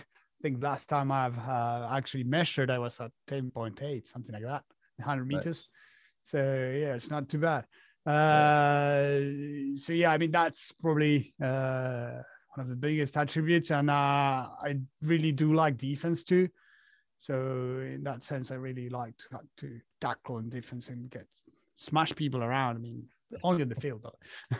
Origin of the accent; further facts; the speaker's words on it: Argentina; born there; As you said, I was born in Argentina.